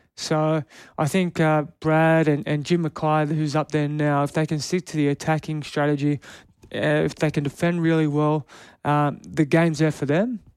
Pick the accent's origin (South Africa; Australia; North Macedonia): Australia; Canberra, Australian Capital Territory; moved away; I'm born and bred in Canberra. I lived there my whole life.